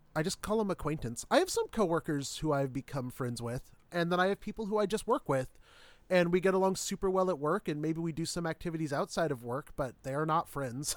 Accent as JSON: {"language": "English", "region": "Midwest", "country": "United States", "tie": "born or raised there", "said": "growing up in the Midwest"}